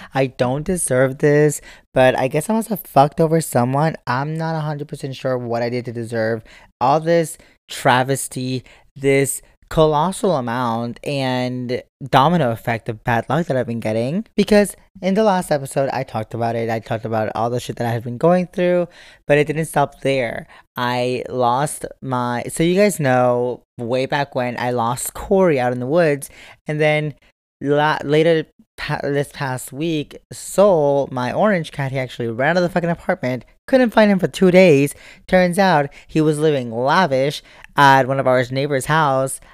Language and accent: English; United States; as an American